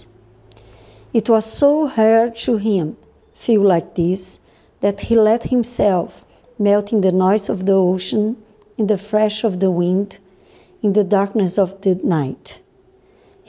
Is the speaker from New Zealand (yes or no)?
no; Brazil; I am from Brazil.